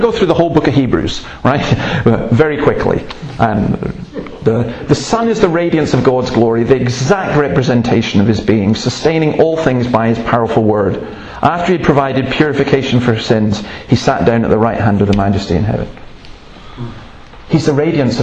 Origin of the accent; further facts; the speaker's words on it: Scotland, United Kingdom; I'm Scottish